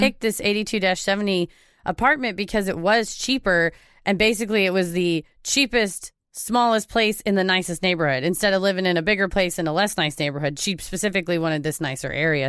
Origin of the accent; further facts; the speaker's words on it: Texas, United States; I'm from Texas. I say Loveland.